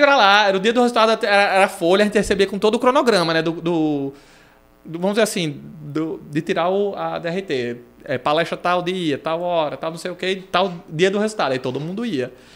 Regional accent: Natal, Rio Grande do Norte, Brazil; also born or lived in Londrina, Paraná / Aracaju, Sergipe; a minha vida toda é aqui

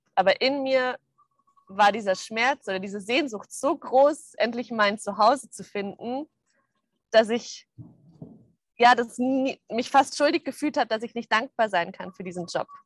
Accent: Munich, Bavaria, Germany; moved away; ich komme aus München

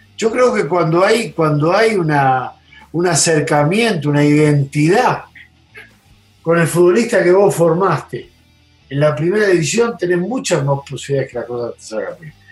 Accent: Argentina; moved away; yo soy argentino

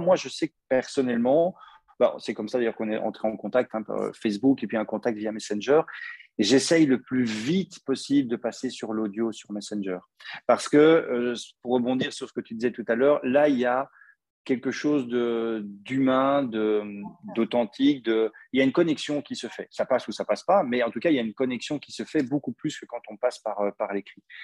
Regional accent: Belgium; accent: Belgian; mon accent belge

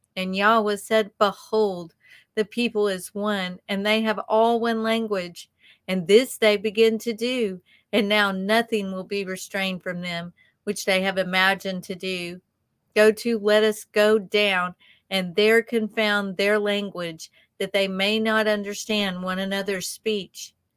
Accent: the South, United States; accent: southern; our southern accents

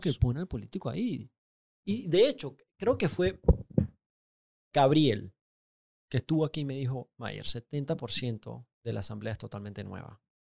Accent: Panama; más panameño que nunca

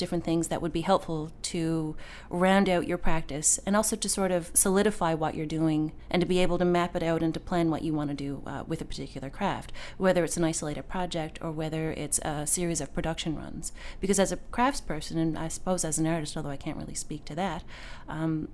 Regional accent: Bell Island, Newfoundland and Labrador, Canada; now in St. John's, Canada; growing up on Belle Island, I grew up with my grandparents

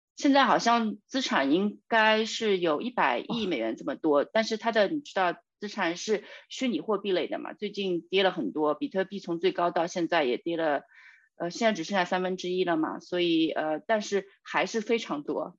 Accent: China; 我们中国人

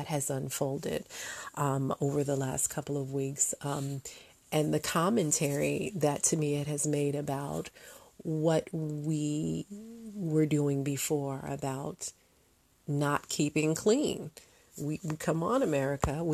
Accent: United States; As an American

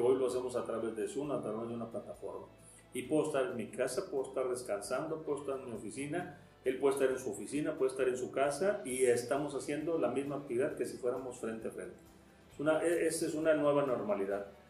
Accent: Mexico; nosotros como ciudadanos, como mexicanos

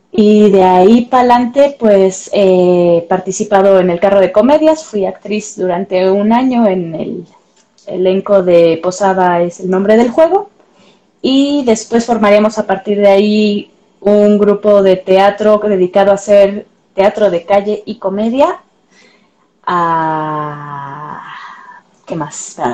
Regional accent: Pátzcuaro, Michoacán, Mexico; now in Mexico City, Mexico; yo no soy de aquí, soy de Pátzcuaro de Michoacán

